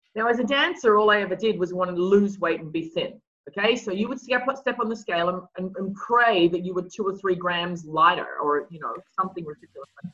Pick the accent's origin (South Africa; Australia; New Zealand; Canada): Australia; moved away; I grew up in Australia